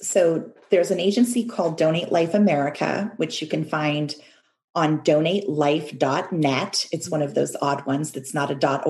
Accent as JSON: {"language": "English", "country": "Canada", "tie": "born or raised there", "also_born_or_lived": "United States", "said": "because I grew up in Canada and the United States, and we're a culture that values individual decision-making."}